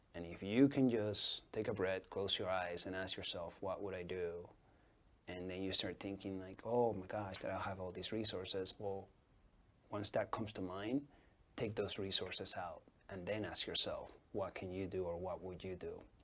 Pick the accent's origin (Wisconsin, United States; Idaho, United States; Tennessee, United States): Idaho, United States; Boise; I grew up in the North End after I migrated here, you know, back in '94, and um, you know, my, I lived with my grandparents